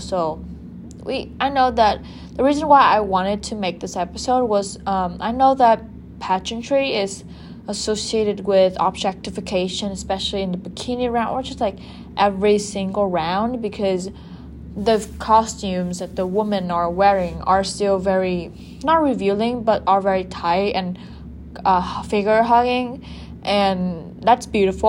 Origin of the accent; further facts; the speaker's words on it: Japan; women from Asian Pacific countries like Vietnam, like my home country, Japan